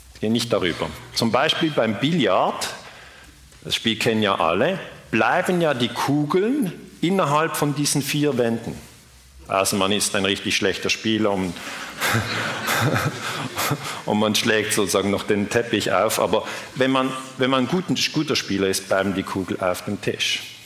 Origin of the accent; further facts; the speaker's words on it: Switzerland; ich bin Schweizer